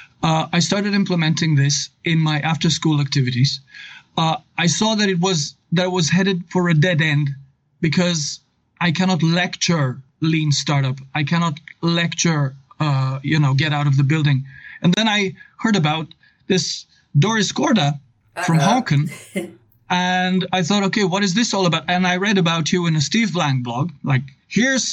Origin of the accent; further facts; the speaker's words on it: Novo Mesto, Southeast Slovenia, Slovenia; English is a second language; I come from Slovenia. I've taught English for 21 years at the Novo Mesto Gymnasium. The Novo Mesto is my town